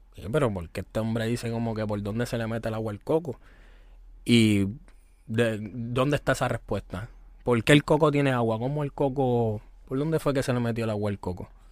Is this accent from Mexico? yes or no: no; Toa Baja, Puerto Rico; Nicky es del pueblo donde yo soy, de tu Baja, de Levitán. Yo soy de Ingenio